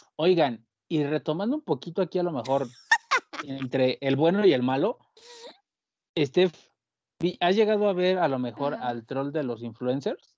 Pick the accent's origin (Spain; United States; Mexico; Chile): Mexico; como mexicano